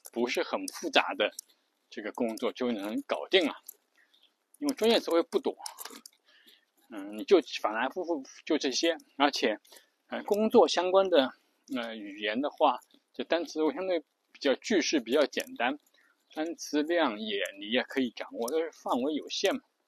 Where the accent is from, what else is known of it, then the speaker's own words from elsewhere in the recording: China; 我们作为中国人